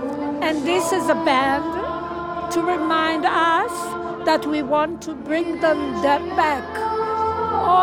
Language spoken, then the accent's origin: English; Tel Aviv, Tel Aviv District, Israel; From Tel Aviv.